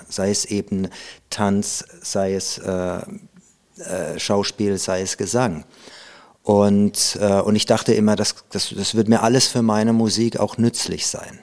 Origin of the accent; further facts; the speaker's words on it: Karlsruhe, Baden-Württemberg, Germany; moved away; also born or lived in Hamburg; in Karlsruhe, wo ich aufgewachsen bin